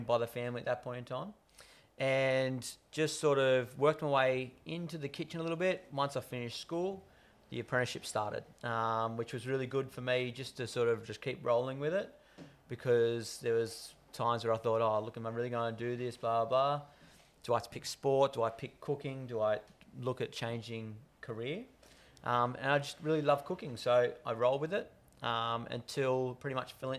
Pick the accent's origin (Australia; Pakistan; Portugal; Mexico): Australia; Hawkesbury, New South Wales; also born or lived in London; sort of grown up in a Hawkesbury family, born and bred in the Hawkesbury area